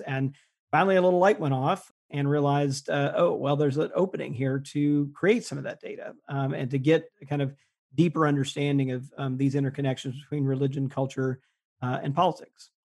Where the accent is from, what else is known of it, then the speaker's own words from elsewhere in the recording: Jackson, Mississippi, United States; moved away; I grew up in Mississippi, and when I was there and g, went to public schools in Jackson, Mississippi